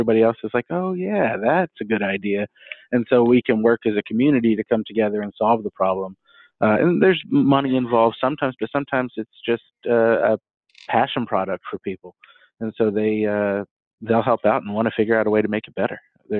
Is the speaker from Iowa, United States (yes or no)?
no; Texas, United States; I am from Texas. It's great, but I've lived all over too.